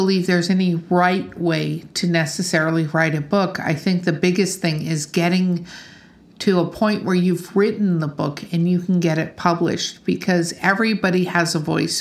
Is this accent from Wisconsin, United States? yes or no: yes; Wisconsin, United States; moved away; I grew up in Wisconsin a little bit